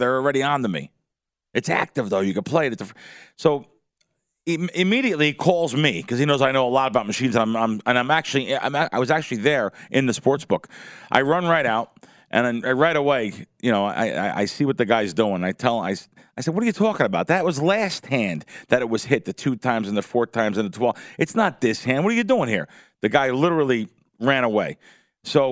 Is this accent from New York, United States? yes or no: yes; New York, United States; I'm from New York